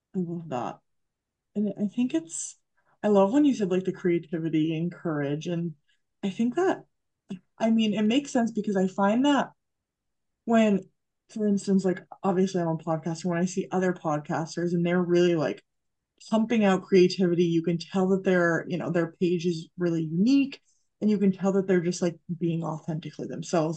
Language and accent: English; Massachusetts, United States; I grew up in Massachusetts